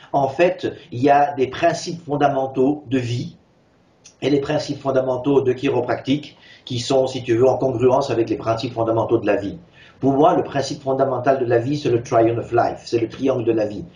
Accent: Switzerland; moved away; also born or lived in San Francisco, United States / California, United States; je suis né en Suisse de mère suissesse

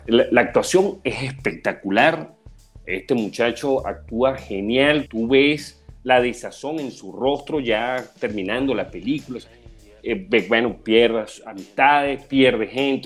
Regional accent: Venezuela; como venezolano

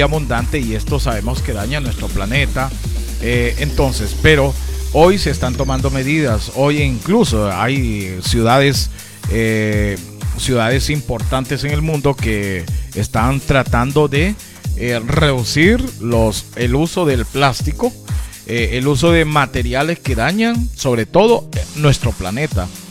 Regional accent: Honduras; nosotros mismos como hondureños

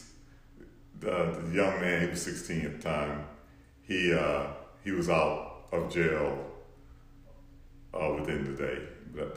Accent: Houston, Texas, United States; I grew up in Houston

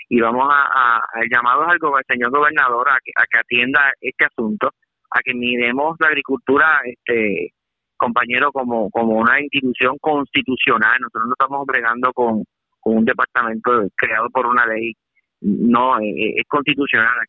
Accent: Puerto Rico; mi pueblo natal, Puerto Rico

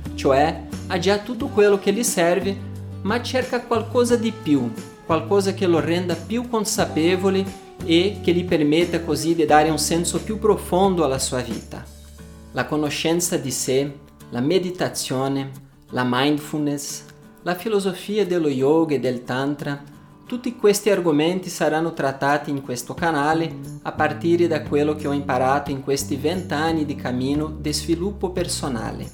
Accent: Brazil; Italian is a second language; also born or lived in Paris, France; now in Italy; sono brasiliano O vissuto a Parigi per dieci anni prima di trasferirmi in Italia, dove vivo da quasi un anno

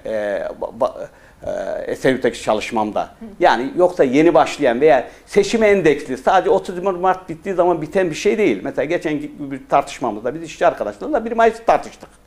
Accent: Pazarcık, Kahramanmaraş, Turkey; also born or lived in Iskenderun, Hatay; now in Istanbul, Turkey; Kahramanmaraş Pazarcık doğumluyum

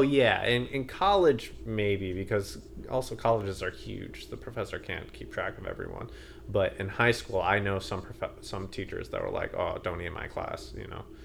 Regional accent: United States; I'm so American

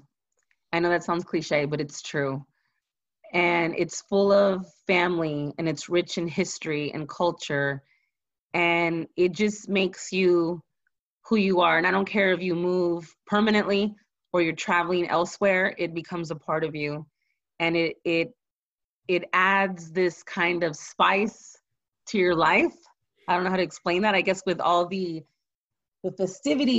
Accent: San Antonio, Texas, United States; I'm from the South Side. You know, I grew up with, you know, middle-class parents

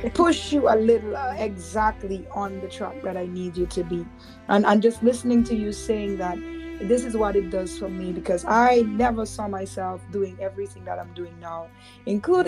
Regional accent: Dominica; both of us are from Dominica, so growing up in Dominica

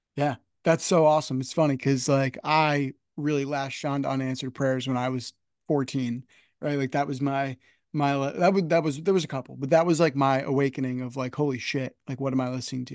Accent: United States; I'm just outside New York City

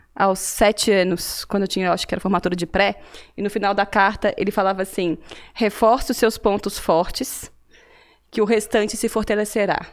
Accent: Cataguases, Minas Gerais, Brazil; accent: mineiro; now in São Paulo, Brazil; eu entreguei pelo meu sotaque aqui, né? Sou mineira, vim Sim. de uma cidade muito pequena no interior de Minas, uma cidade Qual de 70, 70, mil habitantes, Cataguases, na Cataguases, zona da mata

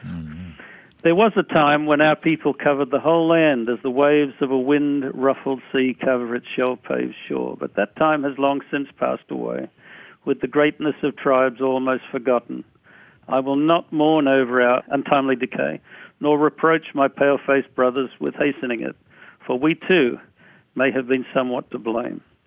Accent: Australia; moved away; I came from Australia, where I grew up

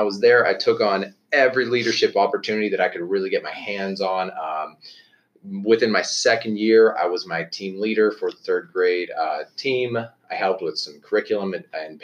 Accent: Western Pennsylvania, United States; I grew up in Western Pennsylvania, like you, about an hour east of Pittsburgh.

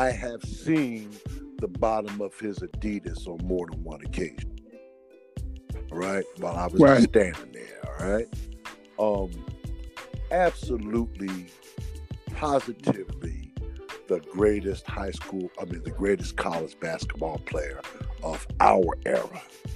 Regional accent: Philadelphia, Pennsylvania, United States; and I'm from Philly, and we play some pretty good basketball in Philly.

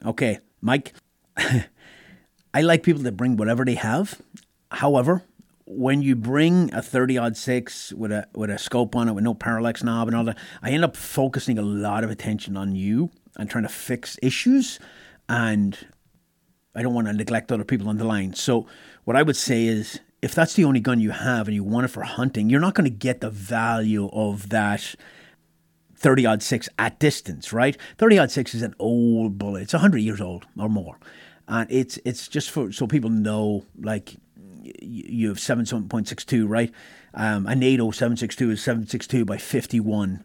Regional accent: Ireland; moved away as an adult; now in United States; growing up in Ireland

